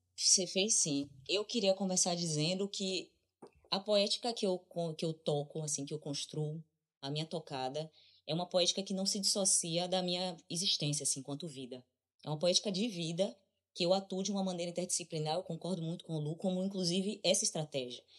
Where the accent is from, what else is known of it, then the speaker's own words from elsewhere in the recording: Brazil; a única coisa que me diz que eu sou brasileira é o meu passaporte, é a minha identidade, é quando eu digo eu sou brasileira